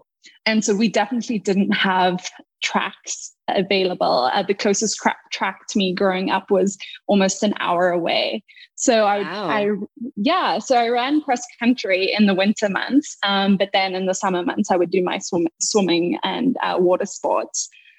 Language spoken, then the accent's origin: English; Cape Town, Western Cape, South Africa; I grew up in Cape Town, South Africa, a beautiful little place, you know, at the southern tip of Africa